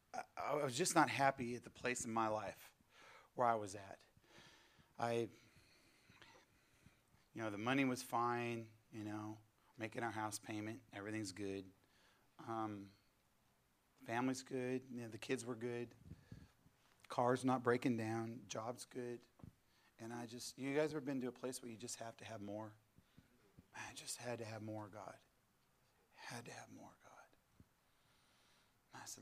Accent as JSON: {"language": "English", "region": "California", "country": "United States", "moved": "as an adult", "lives_now": "southeast Missouri, United States", "said": "I'm originally from California"}